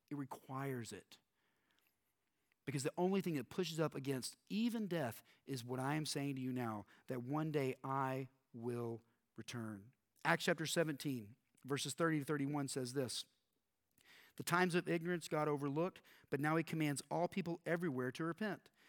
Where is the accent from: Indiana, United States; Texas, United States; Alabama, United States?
Texas, United States; I grew up in Texas, and we did a lot of talk about end times growing up here in Texas.